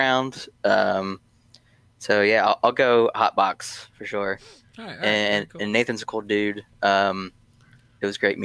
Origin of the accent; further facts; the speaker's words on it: Pennsylvania, United States; now in Florida, United States; I'm from Pennsylvania, little town in the middle of nowhere